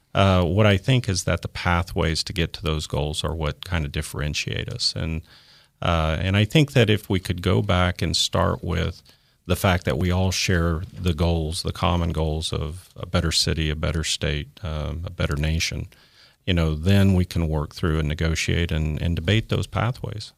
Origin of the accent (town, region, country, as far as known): Tulsa, Oklahoma, United States; born or raised there